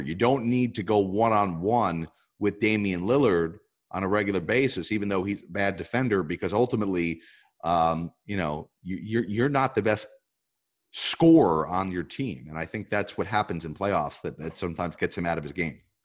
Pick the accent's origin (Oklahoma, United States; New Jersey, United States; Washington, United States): New Jersey, United States; growing up in North Jersey